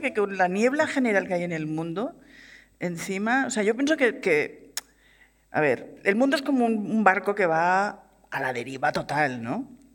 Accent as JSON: {"language": "Spanish", "town": "Barcelona", "region": "Catalonia", "country": "Spain", "said": "soy una, chica de Barcelona que quería hacer cine por encima de todas las cosas"}